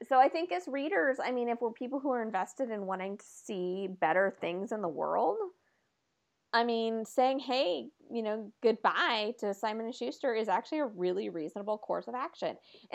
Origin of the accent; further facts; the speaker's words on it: Oregon, United States; I grew up in Oregon.